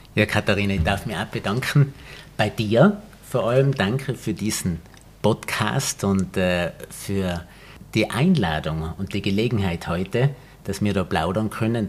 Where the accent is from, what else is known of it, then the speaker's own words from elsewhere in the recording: Tyrol, Austria; wir sind ja beide Tiroler, die in der Natur leben